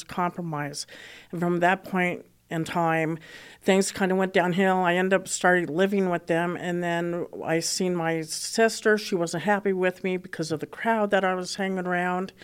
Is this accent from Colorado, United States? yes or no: yes; Boulder, Colorado, United States; I did, uh, grow up in Colora-, here in Colorado, and I grew up in Boulder, Colorado